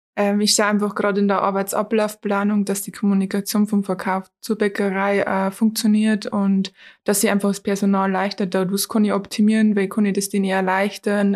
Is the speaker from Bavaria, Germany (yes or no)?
yes; Toins, Bavaria, Germany; ich bin 23 Jahre alt, komme aus Toins